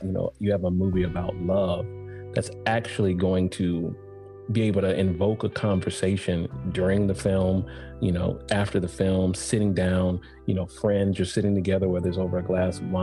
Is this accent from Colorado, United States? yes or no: no; Atlanta, Georgia, United States; I come from Atlanta